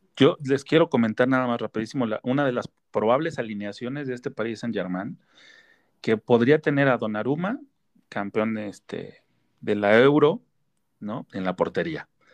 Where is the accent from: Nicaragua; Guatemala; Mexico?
Mexico; los que somos mexicanos